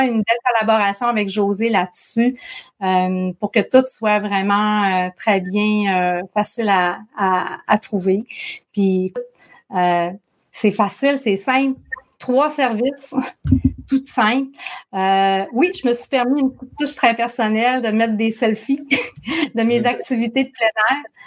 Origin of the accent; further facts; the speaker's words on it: Saguenay, Quebec, Canada; accent: Saguenay; mon accent du Saguenay